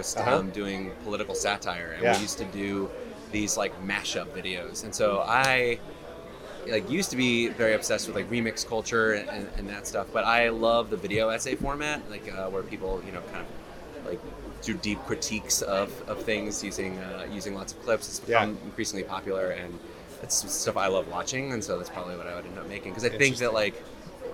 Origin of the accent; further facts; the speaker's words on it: Miami, Florida, United States; I was growing up in Miami